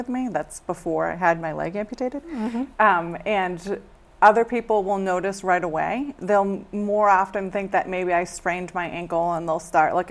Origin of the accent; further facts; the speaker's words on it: Westford, Massachusetts, United States; moved away as an adult; also born or lived in Worcester, Massachusetts; now in West Hartford, United States; I grew up in Westford, Massachusetts